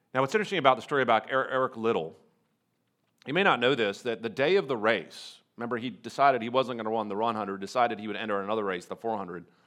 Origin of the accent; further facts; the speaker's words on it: North Carolina, United States; I'm from North Carolina and I'm, I'm the president of the Charlotte campus